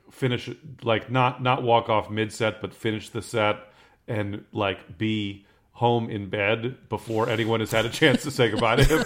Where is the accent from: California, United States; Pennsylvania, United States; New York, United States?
California, United States; San Francisco; growing up in San Francisco during the comedy boom, like, when I was in high school